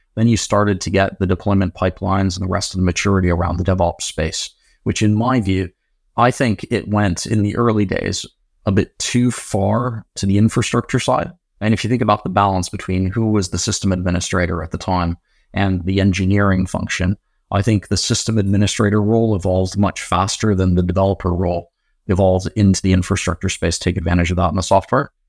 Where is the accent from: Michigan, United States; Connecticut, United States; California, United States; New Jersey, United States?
California, United States; San Diego; also born or lived in Oxford, United Kingdom; now in United Kingdom; I was born in Oxford, Grew up in San Diego, California